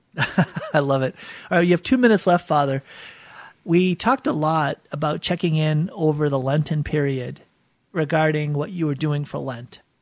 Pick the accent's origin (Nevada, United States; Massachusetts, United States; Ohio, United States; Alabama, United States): Massachusetts, United States; Boston; I grew up in Boston.